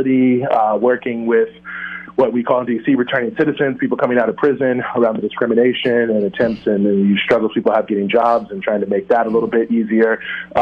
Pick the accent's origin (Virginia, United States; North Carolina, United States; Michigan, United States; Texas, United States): Virginia, United States; Charlottesville; moved away as an adult; also born or lived in Washington, D.C.; now in New York, United States; I'm originally from Virginia, Charlottesville, Virginia, yes, the infamous Charlottesville of the 2017 events, where I grew up